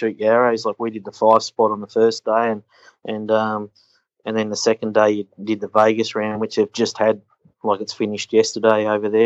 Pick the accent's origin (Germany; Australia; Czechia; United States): Australia; accent: Australian; our Australian accent